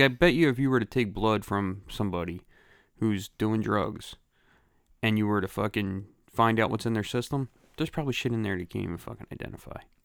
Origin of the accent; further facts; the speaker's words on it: Philadelphia, Pennsylvania, United States; I grew up in Grace Ferry in Philadelphia